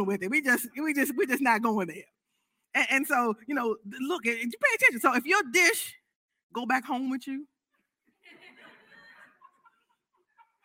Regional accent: United States; I'm an American

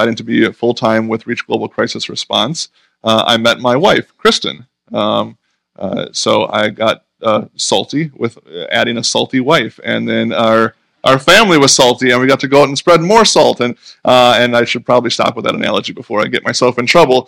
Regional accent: Berlin, Wisconsin, United States; I grew up in Berlin, Wisconsin.

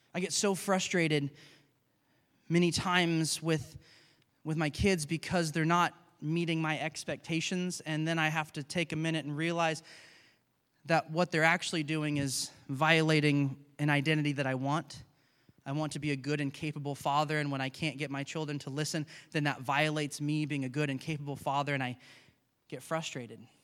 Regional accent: United States; we grew up in America

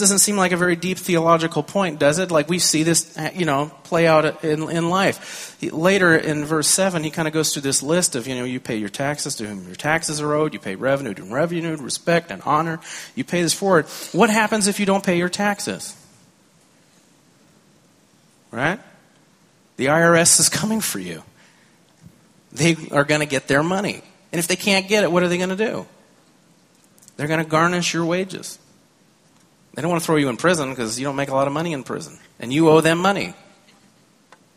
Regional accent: California, United States; I grew up in California. I learned to drive in California.

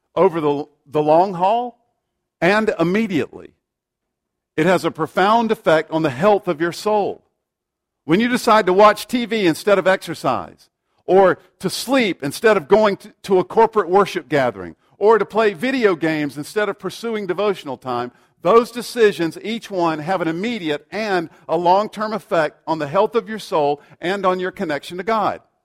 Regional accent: South Carolina, United States; I grew up in South Carolina, and my parents would regularly take me to the local Baptist church.

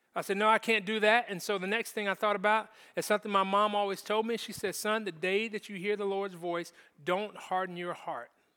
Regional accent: Jacksonville, Florida, United States; I grew up in Jacksonville, Florida

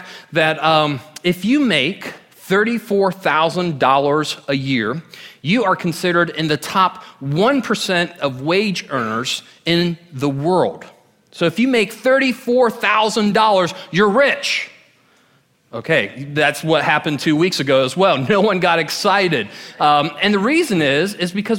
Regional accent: Orlando, Florida, United States; I grew up in Orlando for 18 years

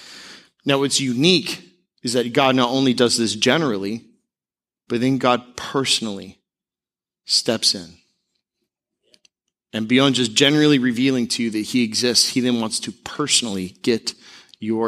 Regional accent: Tampa, Florida, United States; when I was growing up in the Tampa area, we went to Albertson's

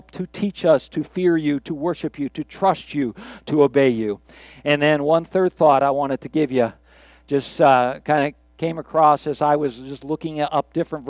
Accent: Pittsburgh, Pennsylvania, United States; I grew up in Pittsburgh

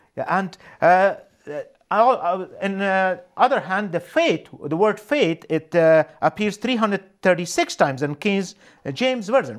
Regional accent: Afghanistan; moved away as an adult; also born or lived in Canada; now in Winnipeg, Canada; I was born and raised in Afghanistan

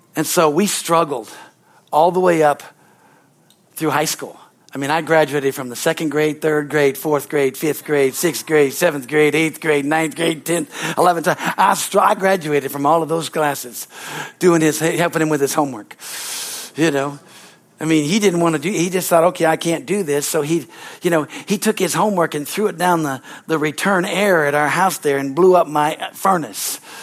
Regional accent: United States; I was born in America

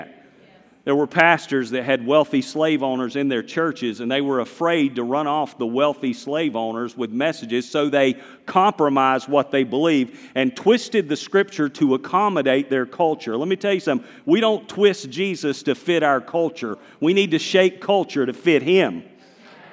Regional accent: Walnut Cove?, North Carolina, United States; accent: Southern; I was born in Wahlberg, North Carolina, and this is how we talk in Wahlberg

